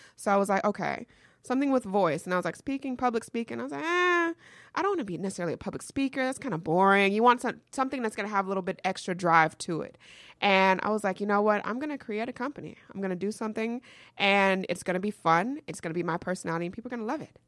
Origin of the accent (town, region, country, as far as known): Atlanta, Georgia, United States; born or raised there; also born or lived in New York